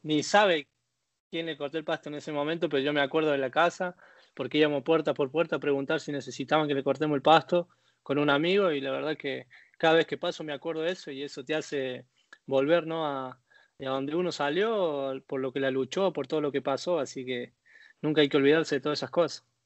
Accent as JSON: {"language": "Spanish", "region": "Córdoba", "country": "Argentina", "tie": "born or raised there", "also_born_or_lived": "Belgium", "accent": "cordobés", "moved": "as an adult", "lives_now": "Buenos Aires, Argentina", "said": "Soy de Barrio Empalme, que del arco, del arco de Córdoba, dentro de capital"}